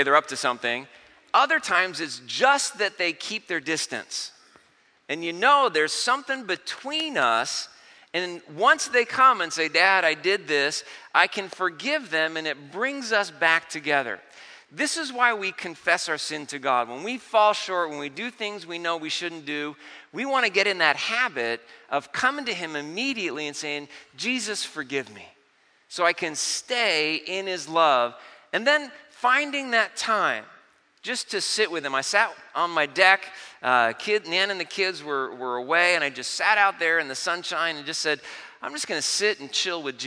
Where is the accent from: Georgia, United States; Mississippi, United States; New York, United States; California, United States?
California, United States; Vista; I grew up in Vista in North County.